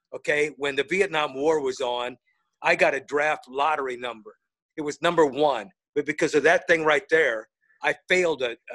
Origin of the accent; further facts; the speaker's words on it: Northern Indiana, United States; moved away; I'm a Notre Dame guy because I grew up in Northern Indiana